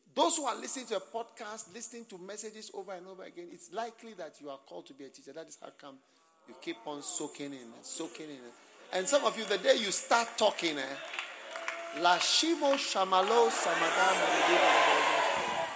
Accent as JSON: {"language": "English", "country": "Ghana", "accent": "Ghanaian", "said": "my Ghanaian accent"}